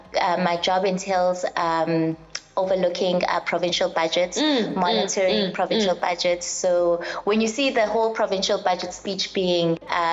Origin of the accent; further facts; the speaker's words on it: Umlazi, KwaZulu-Natal, South Africa; I come from Emlazi, KwaQ.